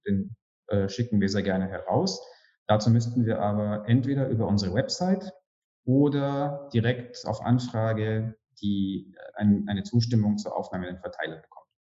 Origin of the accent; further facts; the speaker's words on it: Germany; now in Romania; Ich bin als Deutscher